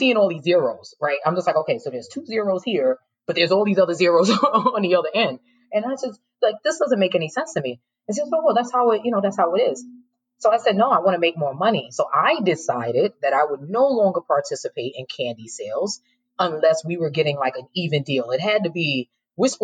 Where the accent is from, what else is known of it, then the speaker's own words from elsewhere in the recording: New York City, New York, United States; I'm born and raised in New York City